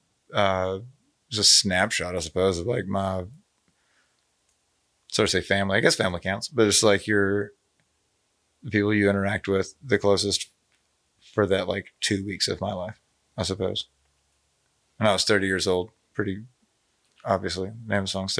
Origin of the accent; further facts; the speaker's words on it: Jackson, Tennessee, United States; also born or lived in Plano, Texas / Dallas, Texas; now in Memphis, United States; I moved there when I was a kid. I'm from Dallas. I was born in Plano, Texas, grew up as a little kid in Dallas, and then moved to Jackson, Tennessee.